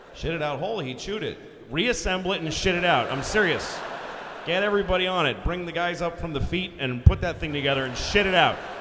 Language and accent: English; Boston, Massachusetts, United States; I'm from Boston